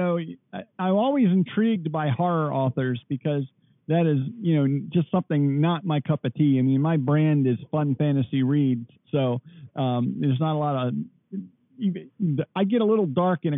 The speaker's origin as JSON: {"language": "English", "town": "Baltimore", "region": "Maryland", "country": "United States", "tie": "born or raised there", "said": "I grew up around Baltimore"}